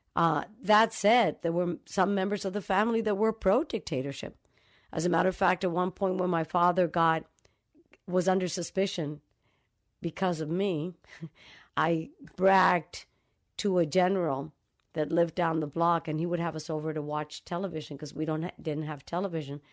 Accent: Dominican Republic; moved away; also born or lived in New York City; I grew up in the Dominican Republic

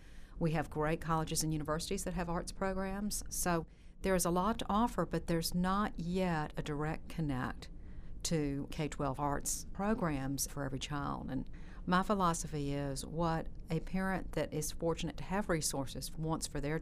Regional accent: Texas, United States; now in Alabama, United States; I didn't grow up in Alabama. I grew up in Texas.

